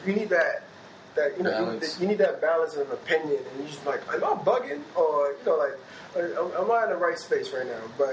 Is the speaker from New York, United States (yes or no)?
yes; New York City, New York, United States; I'm from Brooklyn, I'm from New York